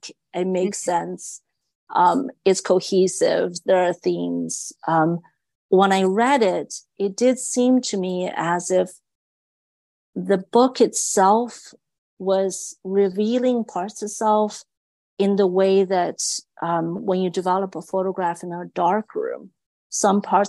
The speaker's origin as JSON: {"language": "English", "country": "China", "tie": "born or raised there", "moved": "yes", "said": "growing up in China"}